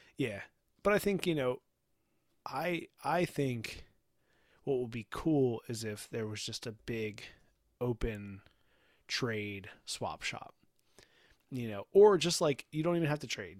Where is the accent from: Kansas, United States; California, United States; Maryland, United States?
Maryland, United States; Baltimore; we're from Baltimore, Baltimore